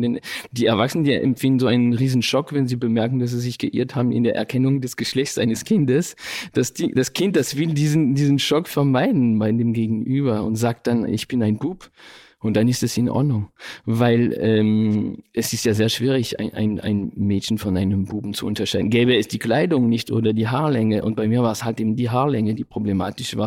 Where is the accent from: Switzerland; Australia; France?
France; Paris, Île-de-France; Ich bin ja in, in Frankreich aufgewachsen, in Paris sogar